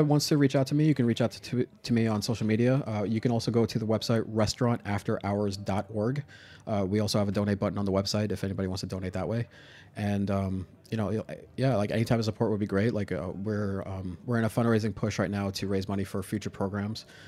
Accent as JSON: {"language": "English", "town": "New York City", "region": "New York", "country": "United States", "tie": "born or raised there", "said": "I grew up in Staten Island"}